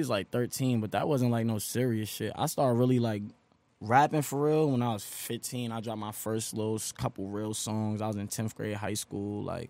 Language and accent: English; Inwood, New York, United States; I'm from Inwood, Nassau County, Long Island.